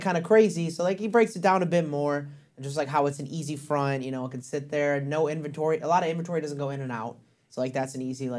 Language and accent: English; Algonquin, Illinois, United States; born or raised there